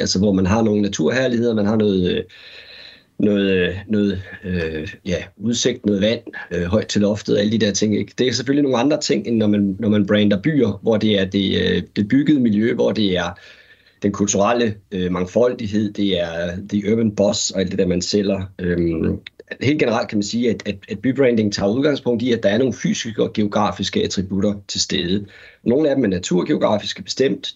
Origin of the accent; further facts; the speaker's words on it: Aarhus, Central Denmark Region, Denmark; min barndomsby, øh, Aarhus